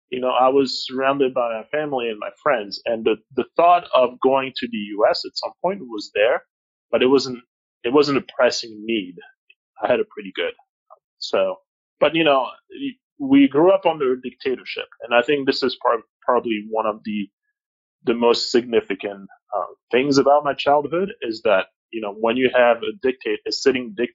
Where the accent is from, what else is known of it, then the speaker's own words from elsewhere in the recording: Kinshasa, DR Congo; English is a second language; the American school in Kinshasa was not too far from home. Um, we never really went there because we didn't speak English